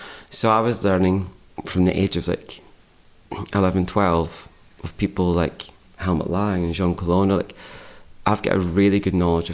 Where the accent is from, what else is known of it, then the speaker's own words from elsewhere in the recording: Scotland, United Kingdom; moved away; growing up in Scotland